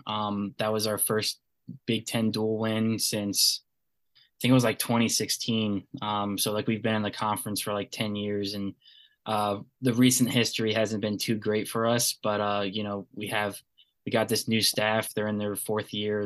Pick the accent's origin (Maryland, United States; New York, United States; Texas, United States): Maryland, United States; Bowie; I'm from Bowie, Maryland, uh, right down the road from UMD.